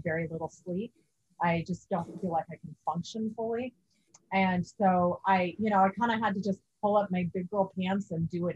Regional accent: Kansas, United States; moved away; I'm from Kansas

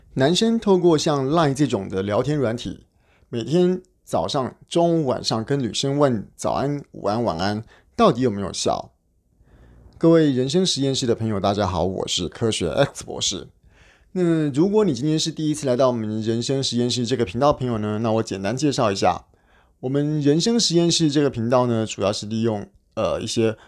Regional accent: Taiwan; 我们台湾人

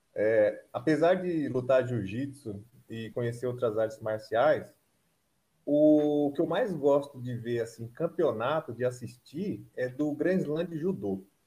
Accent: São Paulo, Brazil; now in Maringá, Brazil; apesar de ser paulistano

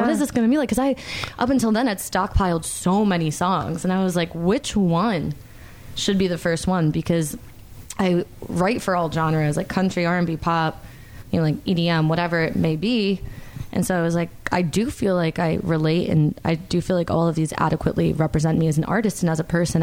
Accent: Stamford, Connecticut, United States; moved away as an adult; now in Charlotte, United States; I'm from Connecticut. That's where I grew up. Was in Stamford, Connecticut.

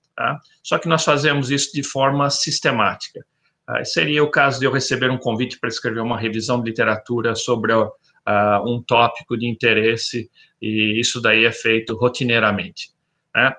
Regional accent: interior of São Paulo, Brazil; moved away as an adult; also born or lived in Botucatu / Arizona, United States / Davis, California, United States; now in Florida, United States; eu sou originário do interior de São Paulo

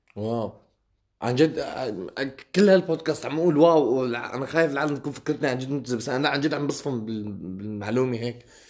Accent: Syria; عندنا بسوريا

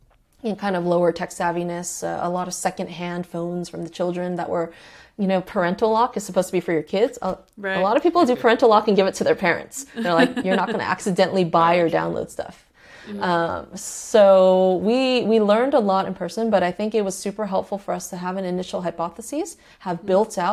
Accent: Mexico City, Mexico; She's from Mexico City. I'm also from Mexico City, or my mother's also from Mexico City.

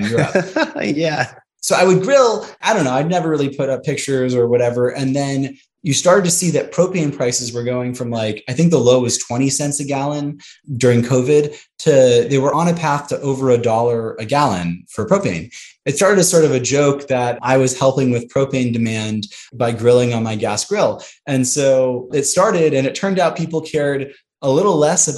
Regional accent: Santa Monica, California, United States; moved away as an adult; also born or lived in Chicago; now in Houston, United States; I grew up in Santa Monica, West

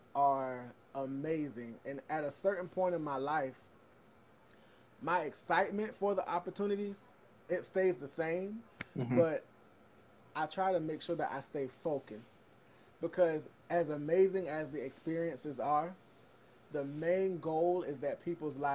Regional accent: Savannah, Georgia, United States; I grew up in Savannah

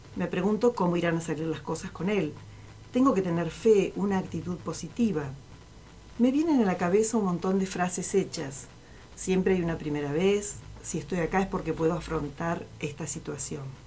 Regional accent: Tres Arroyos, Buenos Aires Province, Argentina; now in Zapala, Argentina; la ciudad en la, que yo, en nací, en Tres Arroyos

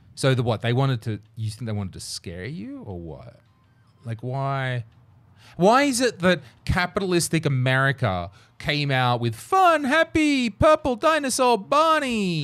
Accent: Australia; born or raised there

